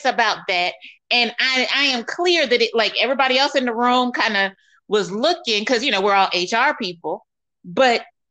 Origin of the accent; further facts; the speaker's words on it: United States; moved away; they view me as an American, not as a Black American